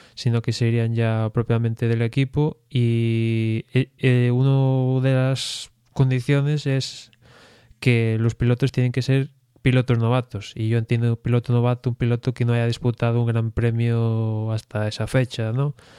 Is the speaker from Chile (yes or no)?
no; Spain; aficionado español